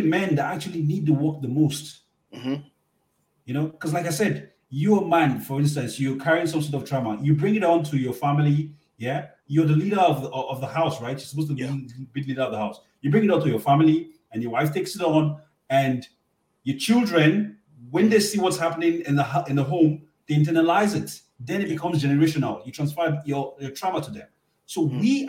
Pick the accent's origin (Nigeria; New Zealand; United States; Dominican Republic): Nigeria; moved away as an adult; also born or lived in Toronto, Canada; now in Ottawa, Canada; I'm a Nigerian man from Nigeria.